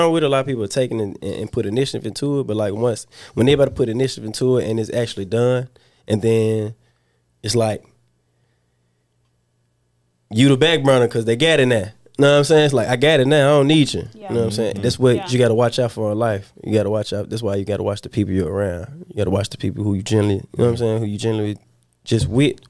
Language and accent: English; Memphis, Tennessee, United States; I'm from Walker Home. It's a small hood in South Memphis, right Westwood area